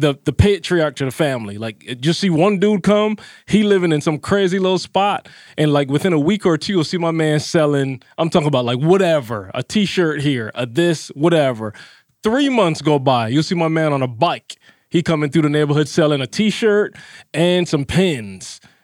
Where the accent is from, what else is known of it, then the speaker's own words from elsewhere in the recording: Barbados; moved away; I grew up in Barbados